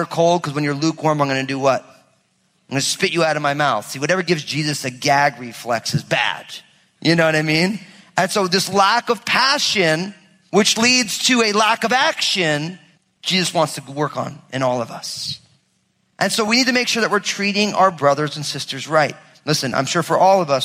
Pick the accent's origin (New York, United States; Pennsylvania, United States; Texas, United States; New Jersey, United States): New Jersey, United States; I'm from Jersey.